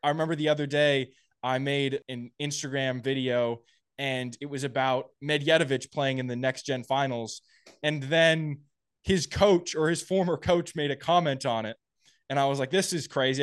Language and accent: English; Napa, California, United States; I was a bulkhead at a, a challenger in my hometown in Napa